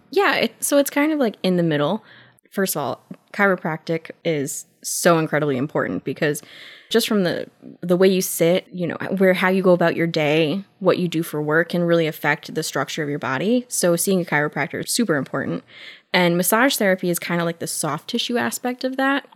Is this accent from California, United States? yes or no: no; Waterbury, Connecticut, United States; I grew up in Waterbury